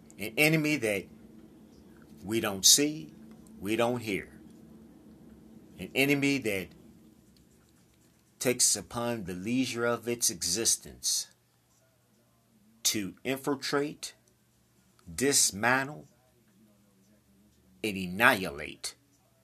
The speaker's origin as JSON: {"language": "English", "country": "United States", "said": "Now, I'm from the United States. I live here in the United States. I'm a proud American."}